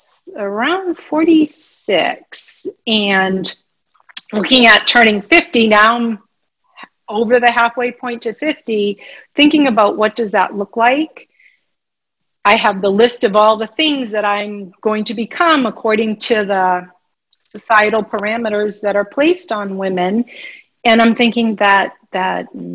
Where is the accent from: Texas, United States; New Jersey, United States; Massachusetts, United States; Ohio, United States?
Massachusetts, United States; I'm an East Coast girl. I'm from Massachusetts